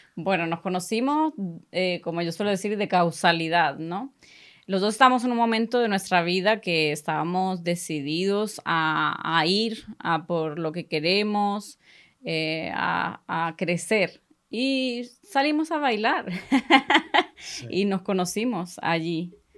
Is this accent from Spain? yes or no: yes; Spain; first language Spanish; now in Sweden; soy, nací aquí en Suecia. Y cuando era muy pequeña eh, nos mudamos para España